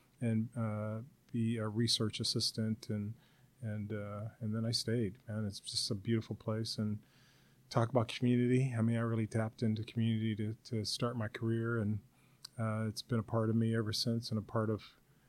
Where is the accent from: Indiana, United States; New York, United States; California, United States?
California, United States; Los Angeles; also born or lived in La Puente, California; I grew up in South Central Los Angeles back in the 1960s and 70s. And after the Watts riots, I had a chance after a few years to move out to La Puente, California, which is about 30 miles east of L.A.